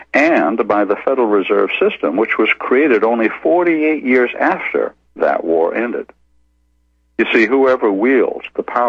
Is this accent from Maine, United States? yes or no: yes; Maine, United States; the state of Maine, my home state